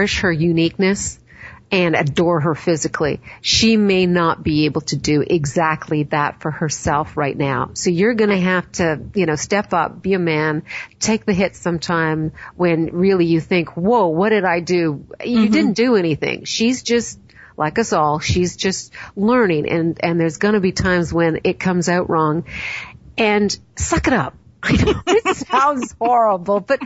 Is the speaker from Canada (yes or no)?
yes; Canada; I'm Canadian